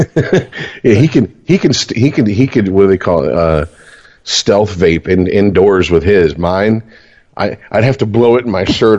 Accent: Michigan, United States; we're from Michigan

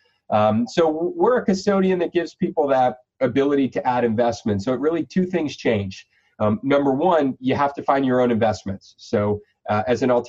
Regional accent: Florida, United States; I'm a Florida guy. So we born and raised here

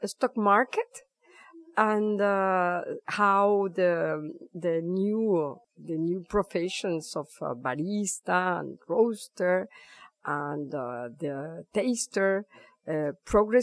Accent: Guatemala; moved away as an adult; now in France; I was born in Guatemala, and I was ambassador of my country in France

